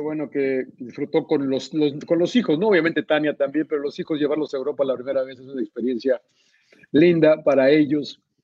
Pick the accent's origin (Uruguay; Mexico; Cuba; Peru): Mexico; los cuatro que somos mexicanos